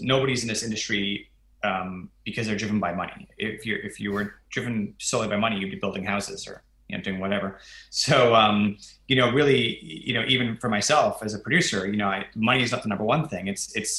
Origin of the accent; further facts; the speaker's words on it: Australia; as an Australian